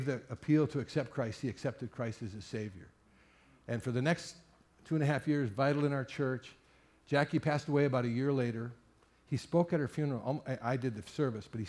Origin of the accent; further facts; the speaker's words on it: Sturgeon Bay, Wisconsin, United States; I was raised in Sturgeon Bay back in the 60s